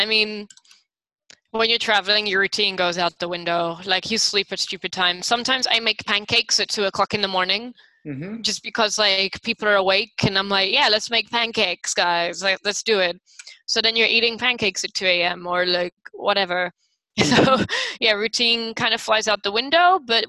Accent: London, United Kingdom; now in Taipei, Taiwan; I'm from a huge city, like I'm from London

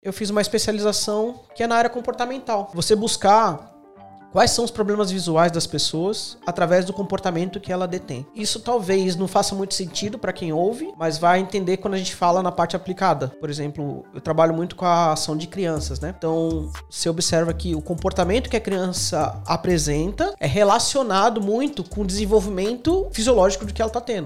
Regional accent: Santos, São Paulo, Brazil; moved away as an adult; also born or lived in Canoinhas, Santa Catarina; now in Australia; Eu sou natural de Santos, São Paulo.

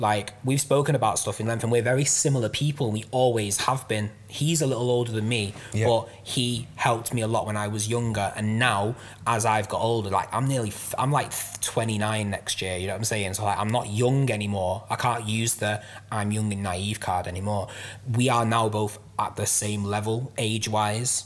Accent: Manchester, North West England, United Kingdom; also born or lived in London; now in Bury, United Kingdom; I grew up in South Manchester

